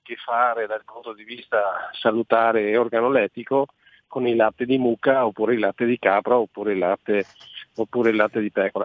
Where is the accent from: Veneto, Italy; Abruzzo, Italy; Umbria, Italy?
Veneto, Italy; In Veneto, noi siamo veneti